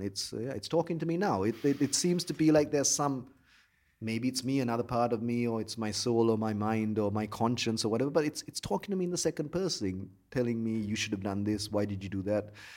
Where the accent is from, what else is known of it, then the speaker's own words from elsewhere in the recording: Colombo, Western Province, Sri Lanka; I grew up in Colombo